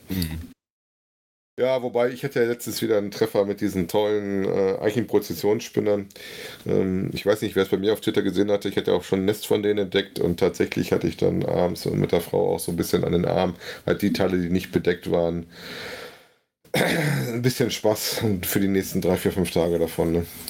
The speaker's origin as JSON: {"language": "German", "region": "North Rhine-Westphalia", "country": "Germany", "tie": "born or raised there", "said": "meine Heimatregion"}